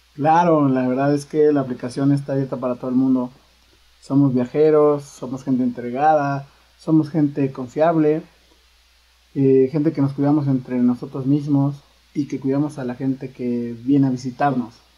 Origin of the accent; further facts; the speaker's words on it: Puebla, Mexico; nosotros los poblanos tenemos una conexión fuerte por la cumbia